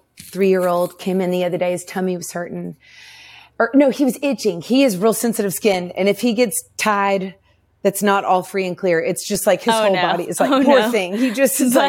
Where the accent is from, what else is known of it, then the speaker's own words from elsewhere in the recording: Nashville, Tennessee, United States; I grew up in Nashville.